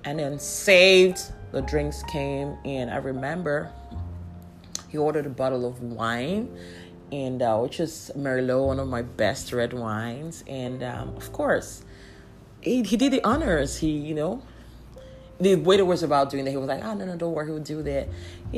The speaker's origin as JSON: {"language": "English", "region": "Abia", "country": "Nigeria", "said": "I'm from Abbey Estate"}